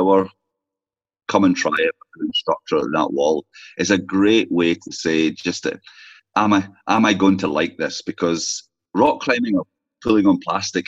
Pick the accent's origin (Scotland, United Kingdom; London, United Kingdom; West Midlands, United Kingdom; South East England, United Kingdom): Scotland, United Kingdom; Orkney; now in County Donegal, Ireland; I'm from Scotland, obviously, but from Orkney, far north is where I came from to Ireland